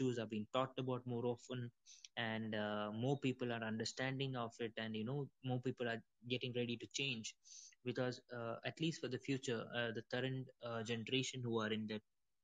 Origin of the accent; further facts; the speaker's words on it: India; also born or lived in Middle East; I'm from India